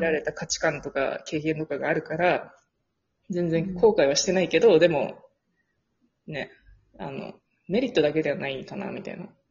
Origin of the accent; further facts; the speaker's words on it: Japan; first language Japanese; moved away; 日本でさ、生まれ育ったらもう、その日本語の発音が超インプットされてる